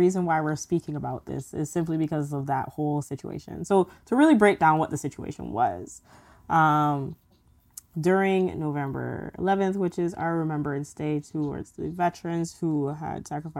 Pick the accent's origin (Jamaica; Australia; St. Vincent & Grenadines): St. Vincent & Grenadines; born there; especially being that I was born in St. Vincent. I would love to just go back and actually get in touch with my roots and see how like St. Vincent's development is.